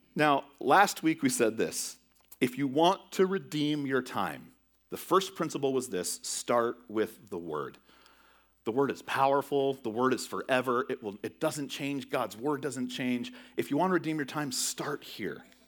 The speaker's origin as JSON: {"language": "English", "region": "California", "country": "United States", "tie": "born or raised there", "moved": "yes", "said": "growing up in California"}